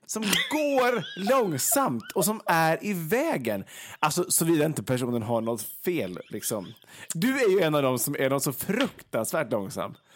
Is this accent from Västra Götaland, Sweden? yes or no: yes; Vegby, Västra Götaland, Sweden; Vegby då, där jag kommer ifrån